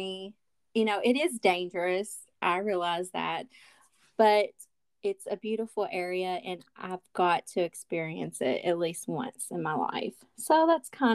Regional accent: Kentucky, United States; I'm from Kentucky, y'all. I'm a Southern girl

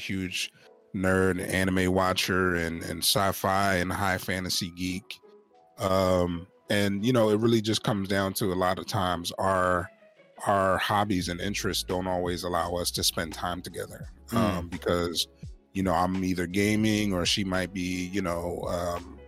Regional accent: Philadelphia, Pennsylvania, United States; I'm from Philadelphia, Pennsylvania.

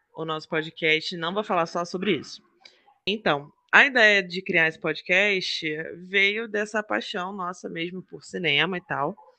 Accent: Rio de Janeiro, Brazil

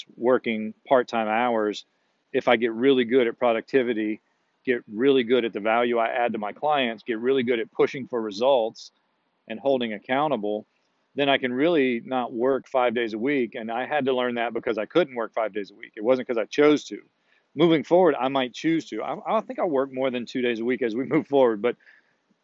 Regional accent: Myrtle Beach, South Carolina, United States; my hometown in Myrtle Beach.

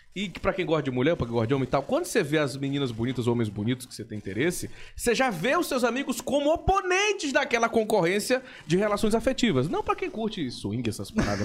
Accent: São Luís, Maranhão, Brazil; also born or lived in Imperatriz, Maranhão; Eu nasci em Imperatriz, no Maranhão

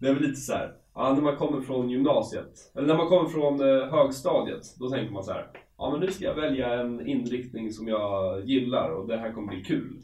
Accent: Eskilstuna, Södermanland, Sweden; Jag är från Eskilstuna.

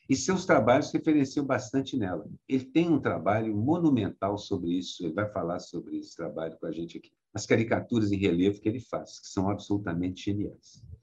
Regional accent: Minas Gerais, Brazil; como eu sou mineiro, eu posso dizer

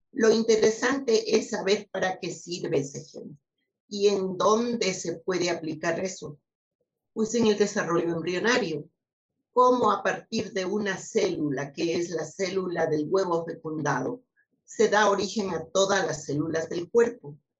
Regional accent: Ecuador; also born or lived in United States; a la sociedad de donde vengo

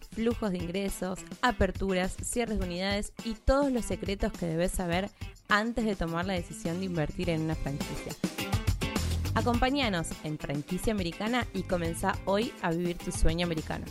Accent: Argentina; yo como argentina

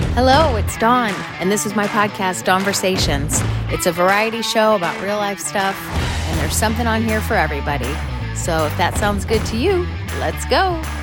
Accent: Midwest, United States; I'm from the Midwest.

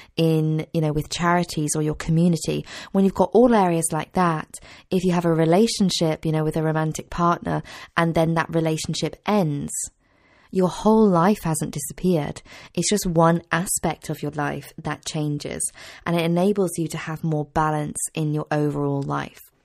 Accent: Cheltenham, South West England, United Kingdom; my hometown in Cheltenham in Gloucestershire

